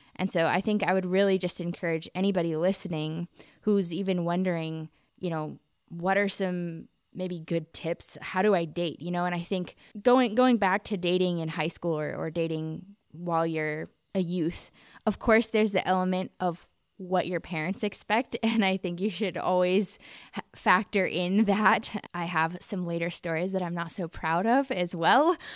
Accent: United States; I'm from America

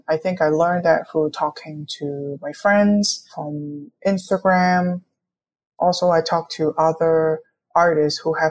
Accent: Hong Kong; moved away as an adult; also born or lived in New York, United States / Gainesville, Florida, United States; now in Kansas City, United States; I was born and raised in Hong Kong

